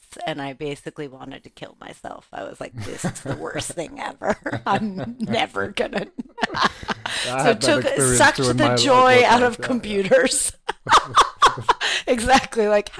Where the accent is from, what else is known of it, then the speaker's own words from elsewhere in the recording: Los Angeles, California, United States; I grew up in Los Angeles, California, during a time of a lot of political change